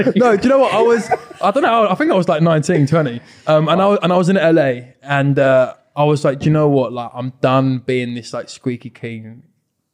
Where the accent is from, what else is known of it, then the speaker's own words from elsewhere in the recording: England, United Kingdom; I'm from England.